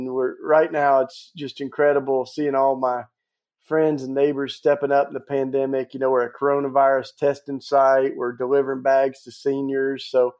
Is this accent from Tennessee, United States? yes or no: yes; Tennessee, United States; I grew up down in Tennessee. I'm a Southern boy, grew up in the Bible Belt, fell in love with Jesus.